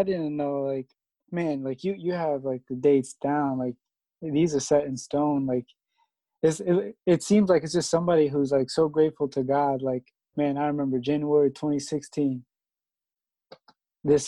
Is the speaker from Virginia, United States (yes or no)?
yes; Alexandria, Virginia, United States; I'm from Alexandria